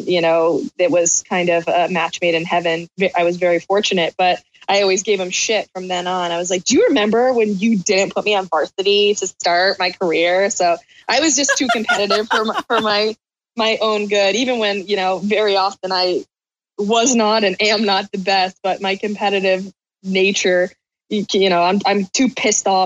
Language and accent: English; Southeastern Connecticut, United States; I'm from Southeastern Connecticut